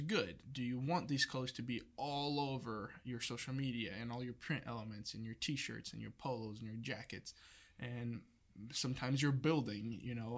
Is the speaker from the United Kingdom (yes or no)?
no; Brazil; moved away as an adult; now in United States; I'm not from here, I'm from Brazil